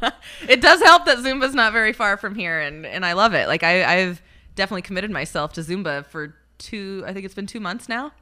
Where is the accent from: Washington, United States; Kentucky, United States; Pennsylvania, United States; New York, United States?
Washington, United States; Aberdeen; moved away as an adult; also born or lived in Medford; in my hometown, and we were at a wine cellar in, in Aberdeen, Washington, where I'm from